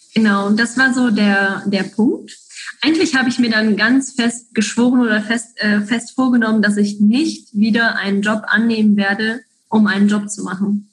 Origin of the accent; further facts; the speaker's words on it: German-speaking part of Belgium, German-speaking Community of Belgium, Belgium; accent: Hochdeutsch; now in Switzerland; Ich komme ursprünglich aus Belgien, dem deutschsprachigen Teil in Belgien, deshalb auch mein Hochdeutsch sozusagen